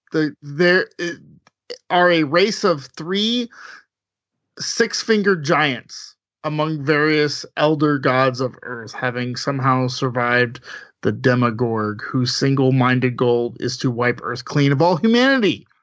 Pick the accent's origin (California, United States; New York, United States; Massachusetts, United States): California, United States; Southern; I am from Southern California. I've lived there a long time, too.